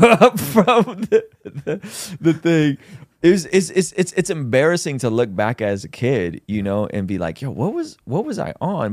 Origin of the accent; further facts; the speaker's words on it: San Diego, California, United States; I grew up in Southeast San Diego